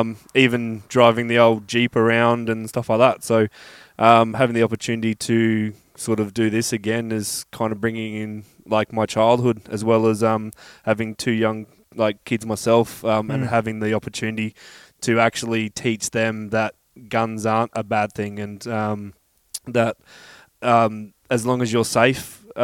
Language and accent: English; Queensland, Australia; moved away as an adult; now in Adelaide, Australia; I grew up in like a little country town for many years and moved to the Big Smoke when I was quite older.